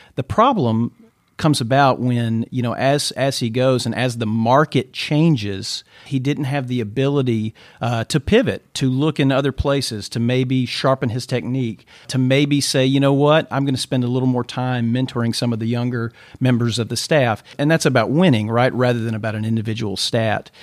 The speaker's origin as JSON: {"language": "English", "town": "Mansfield", "region": "Louisiana", "country": "United States", "tie": "born or raised there", "said": "I grew up, uh, just south of Shreveport, Louisiana, in a little town called Mansfield"}